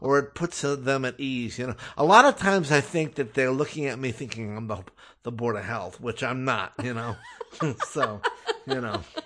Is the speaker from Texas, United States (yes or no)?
no; Los Angeles, California, United States; I'm born and raised in Los Angeles